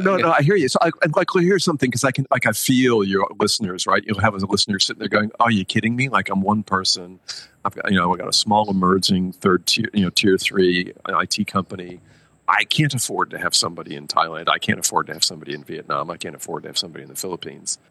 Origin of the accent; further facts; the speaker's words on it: United States; moved away as an adult; also born or lived in Tokyo / Nanjing / Mumbai; I grew up in America